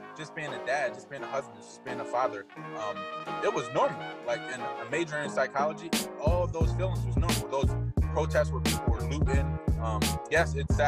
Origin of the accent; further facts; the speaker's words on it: Wilmington, Delaware, United States; Born and raised in Wilmington, Delaware.